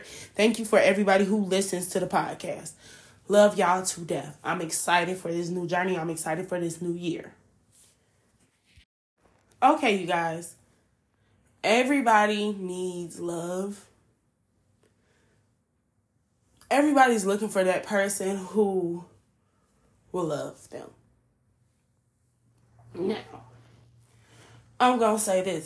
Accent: Chicago, Illinois, United States; I'm a city girl. Like, I'm from Chicago. But my whole family's from the South

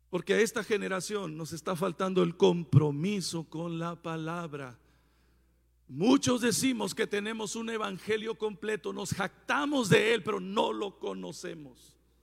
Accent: Puerto Peñasco, Sonora, Mexico; moved away; En mi tierra natal, Puerto Peñasco, donde Dios vive

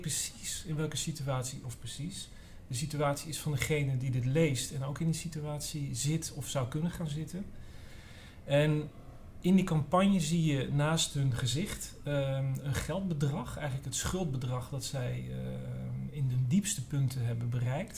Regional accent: Amsterdam, North Holland, Netherlands; ik kom uit Amsterdam Noord

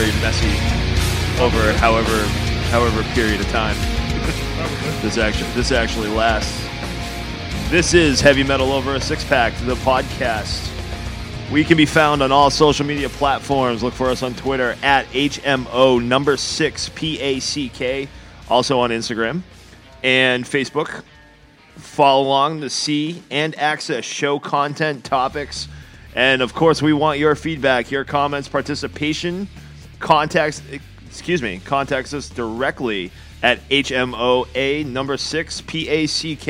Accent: Massachusetts, United States; we're from Massachusetts

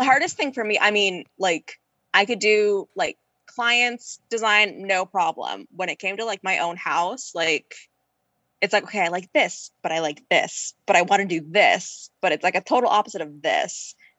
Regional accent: Erie, Pennsylvania, United States; also born or lived in Pittsburgh; So I am from Erie, Pennsylvania. I am a 29-year-old interior designer turned art teacher turned Etsy shop owner

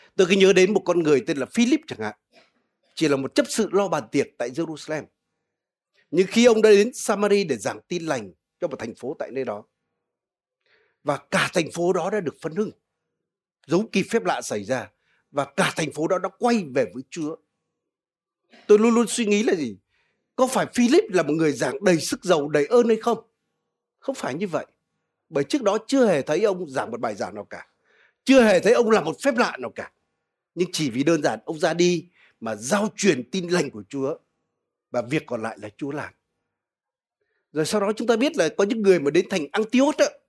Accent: Vietnam; moved away; người Việt Nam chúng ta

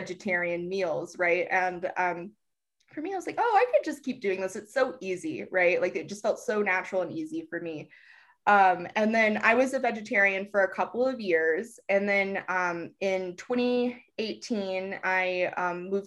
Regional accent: Virginia, United States; now in Santa Fe, United States; So I actually currently live in Santa Fe in New Mexico, and I am originally from Virginia.

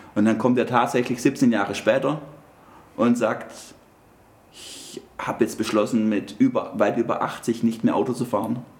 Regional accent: Stuttgart, Baden-Württemberg, Germany; bei uns in Stuttgart

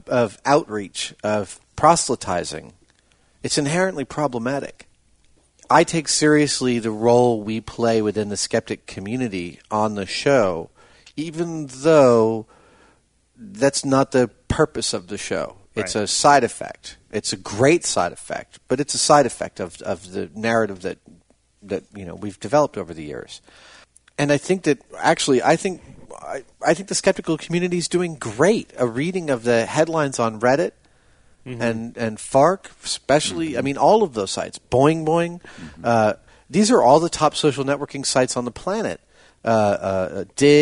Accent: New York, United States; now in California, United States; Growing up in New York on the East Coast, from generations of East Coasters

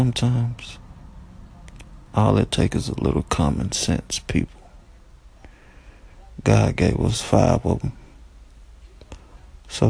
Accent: United States; I was born in America. I'm an American

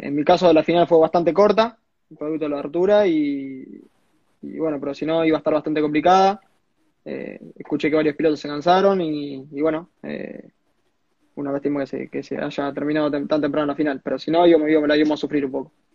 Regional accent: small town near Rosario, Santa Fe, Argentina; yo soy un pueblito llamado Cebal, estoy a 40 kilómetros de Rosario

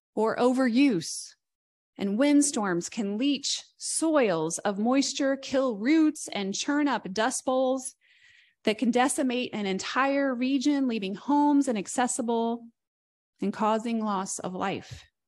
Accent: near Columbus, Indiana, United States; As someone who's not from Columbus, Indiana, I'm from close by, but I'm not from Columbus

